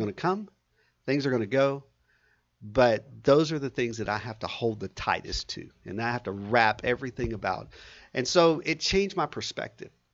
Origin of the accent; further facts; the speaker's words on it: Southeast Texas, United States; also born or lived in San Antonio, Texas; I grew up in Southeast Texas, so I'm, um, Texas through and through.